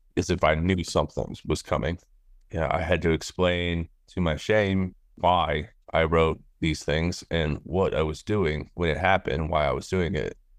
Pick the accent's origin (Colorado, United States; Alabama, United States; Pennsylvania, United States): Colorado, United States; Littleton; I grew up in Littleton, Colorado